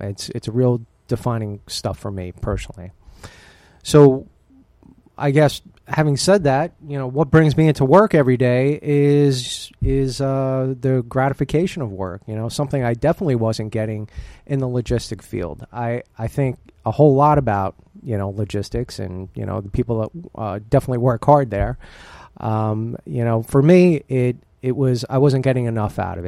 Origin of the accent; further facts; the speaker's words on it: New Jersey, United States; also born or lived in Buffalo, New York; now in Pennsylvania, United States; where I was born and raised in Jersey